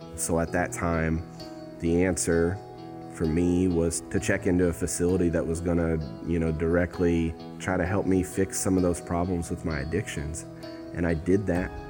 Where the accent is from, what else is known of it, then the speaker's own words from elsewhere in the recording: Madison, Indiana, United States; I was raised in Madison, Indiana